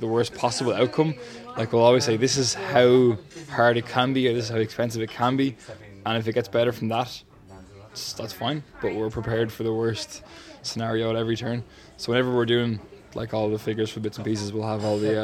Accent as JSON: {"language": "English", "town": "Dublin", "region": "Leinster", "country": "Ireland", "tie": "born or raised there", "said": "I'm from Finglas."}